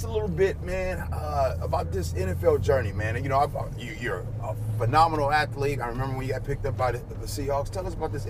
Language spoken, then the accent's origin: English; Chicago, Illinois, United States; I'm born and raised in Chicago